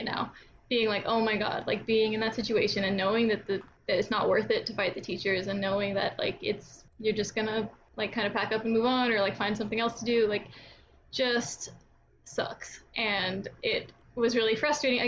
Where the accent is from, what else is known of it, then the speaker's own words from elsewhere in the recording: Texas, United States; I'm from Texas